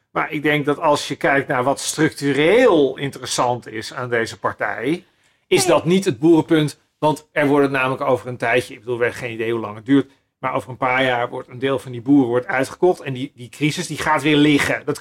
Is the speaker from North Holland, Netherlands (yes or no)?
yes; Den Helder, North Holland, Netherlands; Ehm, kijk, ik kom uit Den Helder. Den Helder is ook zo'n plek.